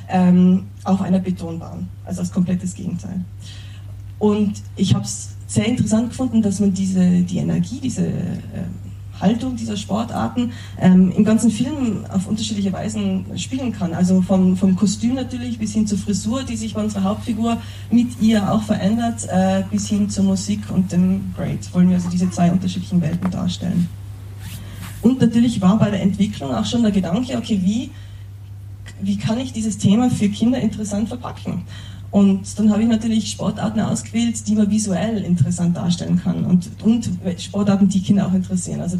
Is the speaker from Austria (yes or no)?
yes; Tyrol, Austria; Ich bin in den Bergen in Tirol aufgewachsen